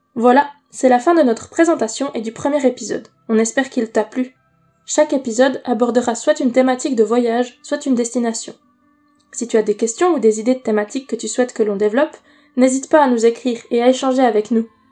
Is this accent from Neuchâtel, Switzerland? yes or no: yes; Neuchâtel, Switzerland; Nous sommes une famille suisse, on vient du canton de Neuchâtel